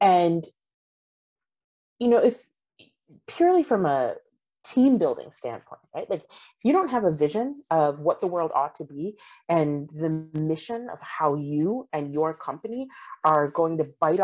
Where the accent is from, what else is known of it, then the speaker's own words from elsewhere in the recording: United States; pride in being an American